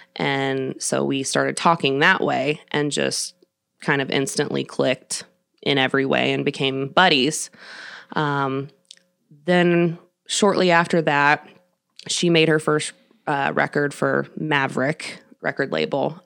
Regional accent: Kansas City, Missouri, United States; also born or lived in Nashville, Tennessee; I was born and raised here in Kansas City.

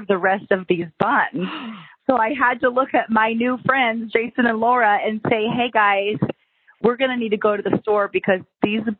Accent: Anderson, Indiana, United States; We're in Anderson, where we're from

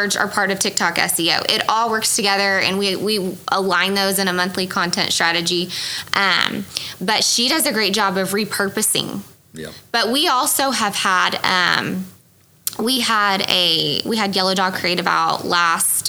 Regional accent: Midwest City, Oklahoma, United States; I grew up in Midwest City.

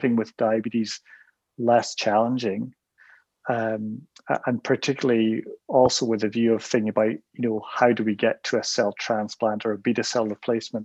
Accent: United Kingdom; moved away as an adult; now in Canada; I'm not from Canada. I grew up in the UK and I did my medical training there

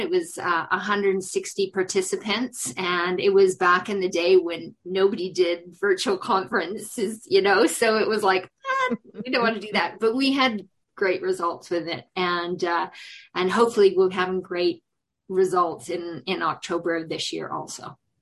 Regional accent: Prince George, British Columbia, Canada; moved away as an adult; also born or lived in South Africa; when I came back to Canada, I had to come back to my hometown and and and be amongst my family

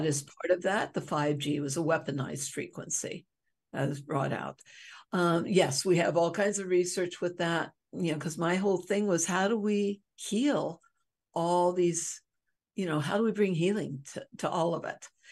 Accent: Hawaii, United States; I'm from Hawaii

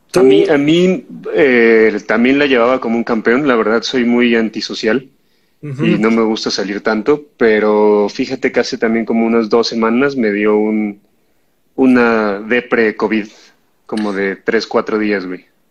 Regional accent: Mexico City, Mexico; somos de Lindavista

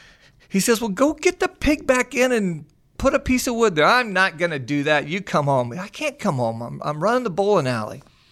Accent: Missouri, United States; So I've been on the show before, and you know that I grew up in the Midwest, a little town outside of Springfield, Missouri, a little dairy community.

